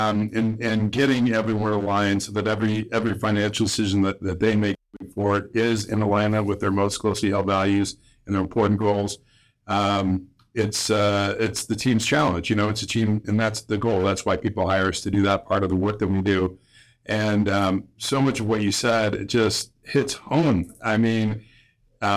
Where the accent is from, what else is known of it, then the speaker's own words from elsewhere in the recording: Illinois, United States; growing up in Illinois